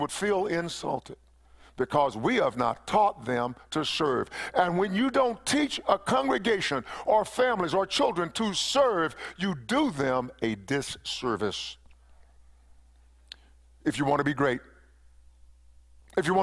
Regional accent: East Texas, United States; When I was a little boy, growing up in East Texas

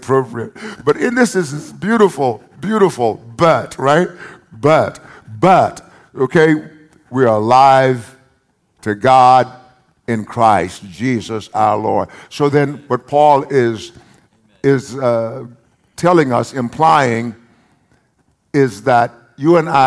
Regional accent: United States; I'm also identified as an American. Because this is the home of my birth, the land of my birth

